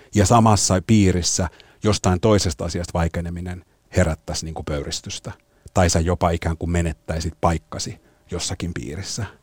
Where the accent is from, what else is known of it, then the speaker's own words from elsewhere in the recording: Helsinki, Uusimaa, Finland; Suomessa kasvana